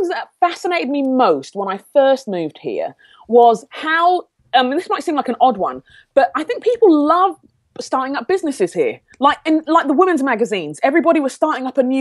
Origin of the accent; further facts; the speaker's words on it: London, United Kingdom; moved away as an adult; also born or lived in Sheffield; now in United States; I grew up in London